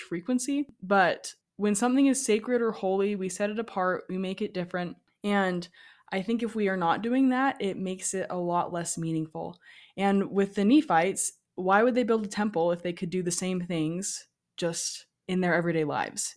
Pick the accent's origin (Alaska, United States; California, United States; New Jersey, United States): Alaska, United States; moved away; I grew up in Alaska